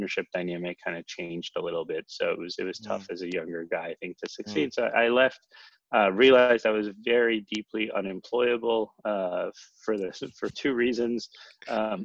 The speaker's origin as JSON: {"language": "English", "region": "East Coast", "country": "United States", "tie": "born or raised there", "also_born_or_lived": "California / Seattle", "moved": "as an adult", "said": "Grew up on the East Coast"}